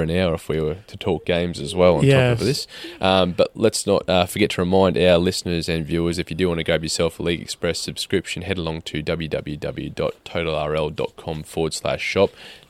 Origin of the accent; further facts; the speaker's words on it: Queensland, Australia; moved away as an adult; now in England, United Kingdom; I'm a little bit worried as a Queenslander